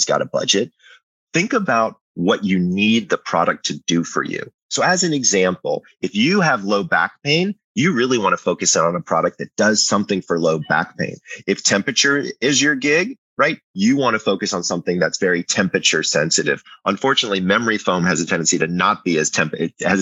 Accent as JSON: {"language": "English", "town": "Atlanta", "region": "Georgia", "country": "United States", "tie": "born or raised there", "said": "I grew up in Atlanta"}